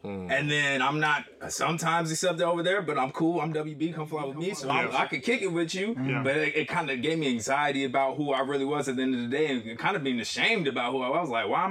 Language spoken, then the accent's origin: English; Detroit, Michigan, United States; also born or lived in Littleton, Colorado; And after we moved from Detroit, I went to Littleton, Colorado. I say Denver because most people know Denver.